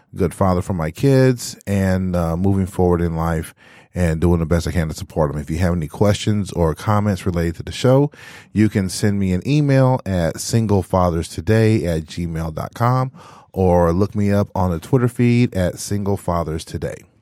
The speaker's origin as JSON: {"language": "English", "region": "Texas", "country": "United States", "also_born_or_lived": "Michigan", "moved": "as an adult", "said": "I was originally from Texas"}